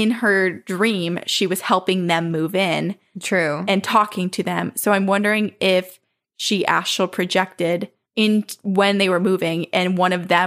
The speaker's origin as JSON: {"language": "English", "region": "Texas", "country": "United States", "tie": "born or raised there", "said": "he was in my home state of Texas, where his brother N lives."}